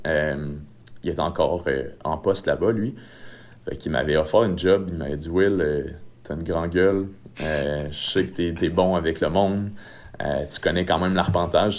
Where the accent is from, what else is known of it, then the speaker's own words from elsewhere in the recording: Saint-Georges, Quebec, Canada; je viens de la Beauce, je viens de Saint-Georges, plus précisément